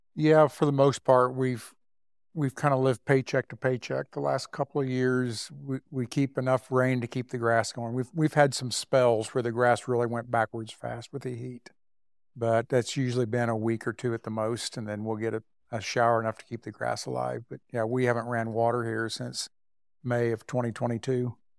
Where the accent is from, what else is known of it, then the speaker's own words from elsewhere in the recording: just north of Emporia, Kansas, United States; I grew up just north of Emporia